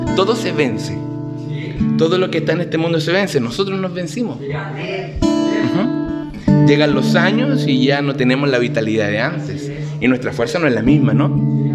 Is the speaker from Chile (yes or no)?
yes; Concepción, Biobío, Chile; soy de Concepción